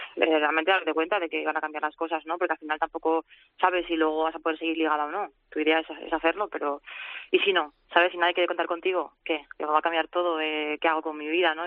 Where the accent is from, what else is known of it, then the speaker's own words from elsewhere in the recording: Castellón, Valencian Community, Spain; now in Zaragoza, Spain; si es mi tierra